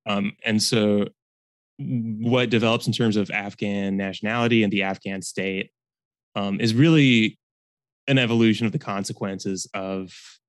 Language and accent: English; Bloomington, Indiana, United States; I'm from Bloomington, Indiana, and I was a history major at Reed College.